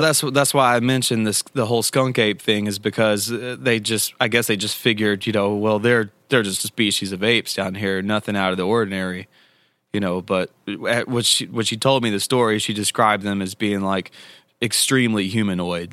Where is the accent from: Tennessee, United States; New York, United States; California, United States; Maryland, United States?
Tennessee, United States; I grew up here in Tennessee